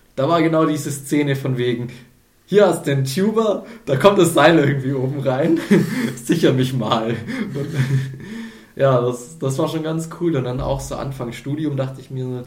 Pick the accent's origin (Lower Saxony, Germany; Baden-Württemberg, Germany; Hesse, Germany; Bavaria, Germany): Baden-Württemberg, Germany; near Ulm; moved away; ich komme aus dem Süden, aus der Nähe von Ulm